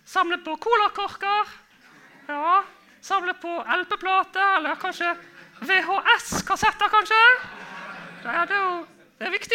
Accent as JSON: {"language": "Norwegian", "town": "Bergen", "region": "Vestland", "country": "Norway", "said": "kanskje dere tror jeg er fra, fra Bergen? Nei, det er ikke sant. Det høres sånn ut, da. Høres det sånn ut? Ja. ja nei, jeg er fra Fyllingsdalen."}